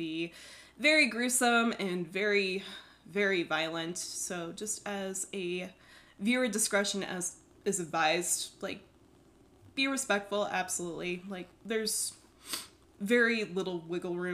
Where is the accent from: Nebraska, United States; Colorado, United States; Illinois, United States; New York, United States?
Colorado, United States; Loveland; I grew up in Loveland, Colorado